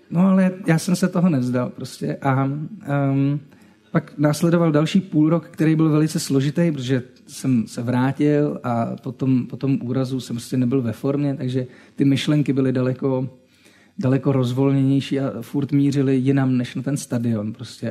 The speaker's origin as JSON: {"language": "Czech", "town": "Třinec", "region": "Moravian-Silesian Region", "country": "Czechia", "said": "Já jsem z Třince"}